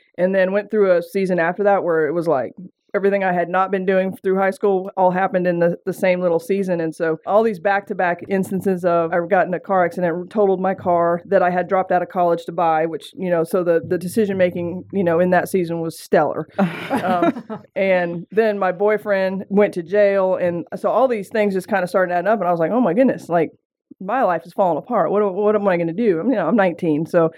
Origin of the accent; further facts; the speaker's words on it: Seattle, Washington, United States; accent: southern twang; I grew up actually in Seattle, Washington, and some of you are going to pick up on that southern twang. I don't know what happened. I moved to the South, started drinking sweet tea and eating okra, and the next thing you know, I had a twang.